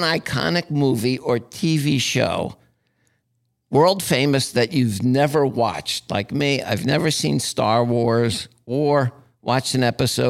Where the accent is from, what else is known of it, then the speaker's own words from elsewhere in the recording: Asbury Park, New Jersey, United States; I'm from Asbury Park